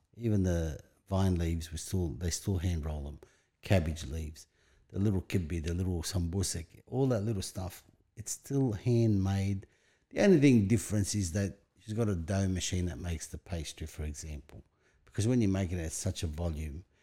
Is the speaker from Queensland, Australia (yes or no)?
no; Sydney, New South Wales, Australia; English is a second language; also born or lived in Lebanon / Bankstown / Greenacre; I was raised in Punch Bowl, moved to Bankstown, Greenacre, and I've been within five kilometre radius from the day I come to Australia